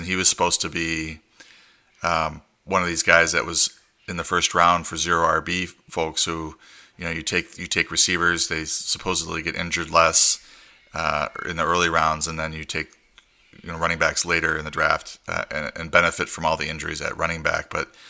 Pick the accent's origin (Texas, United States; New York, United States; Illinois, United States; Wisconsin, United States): Wisconsin, United States; accent: Wisconsin; Especially with my Wisconsin accent.